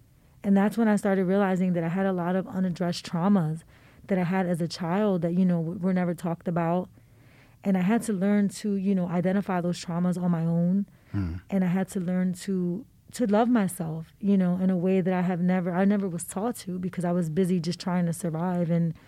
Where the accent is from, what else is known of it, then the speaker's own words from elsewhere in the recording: Philadelphia, Pennsylvania, United States; I grew up in the Badlands.